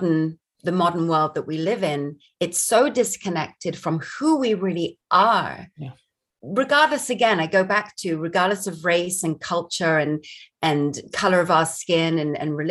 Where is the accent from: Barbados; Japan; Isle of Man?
Barbados; now in United States; I grew up in Barbados